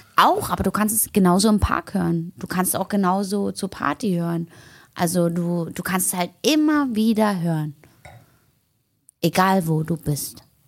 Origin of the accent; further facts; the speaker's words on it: Berlin, Germany; Ich komme aus Berlin